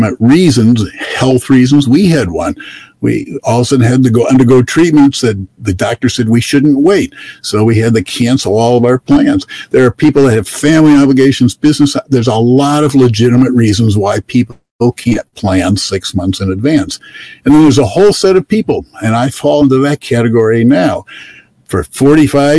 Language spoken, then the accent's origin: English; Michigan, United States; we're from Michigan, 1,000-plus miles from here